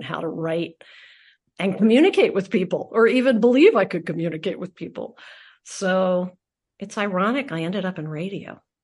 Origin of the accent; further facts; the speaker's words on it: Philadelphia, Pennsylvania, United States; I am from Philadelphia